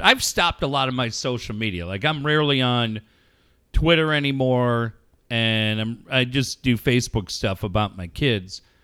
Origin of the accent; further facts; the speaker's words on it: Minneapolis, Minnesota, United States; also born or lived in North Carlsbad; now in Carlsbad, United States; When I was a kid, I grew up in Minneapolis